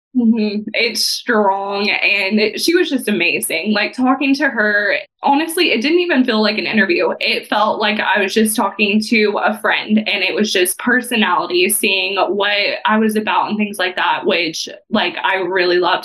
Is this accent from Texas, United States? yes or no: yes; Texas, United States; moved away as an adult; now in Evansville, United States; I grew up in Texas.